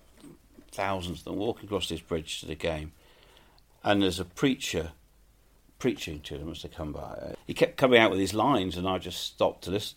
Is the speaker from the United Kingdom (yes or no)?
yes; England, United Kingdom; We're English